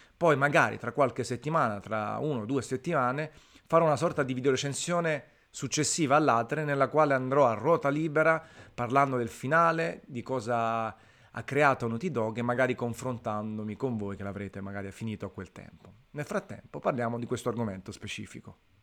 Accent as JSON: {"language": "Italian", "town": "Naples", "region": "Campania", "country": "Italy", "said": "sono di Napoli"}